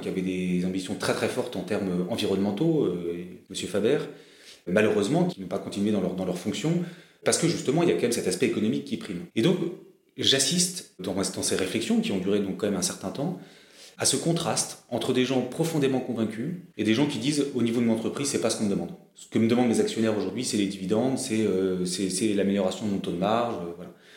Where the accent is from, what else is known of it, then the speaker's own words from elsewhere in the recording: Brittany, France; moved away as an adult; also born or lived in Paris; Je suis breton, je, j'ai un ancrage, euh, territorial fort